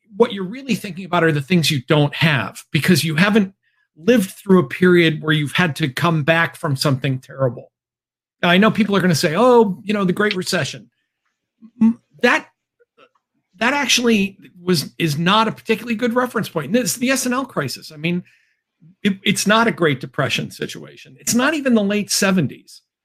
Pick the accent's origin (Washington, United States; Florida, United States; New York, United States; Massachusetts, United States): Massachusetts, United States; Chicopee; my hometown was once upon a time the world headquarters of Spalding